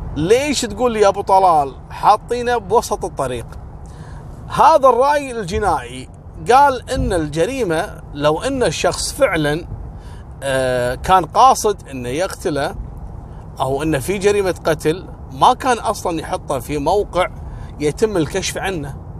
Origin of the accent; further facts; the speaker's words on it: Kuwait; عندنا في الكويت